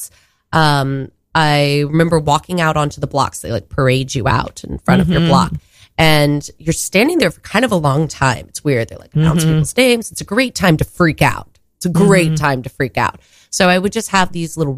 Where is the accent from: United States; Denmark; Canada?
United States; Texas; moved away as an adult; now in New York, United States; I'm from Texas